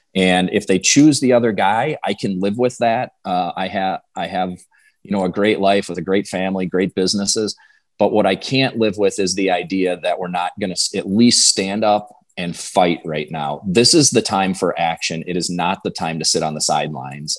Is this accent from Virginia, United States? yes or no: no; Clear Lake, Wisconsin, United States; I grew up in Western Wisconsin, went to school in a small town called Clear Lake, and lived out in the country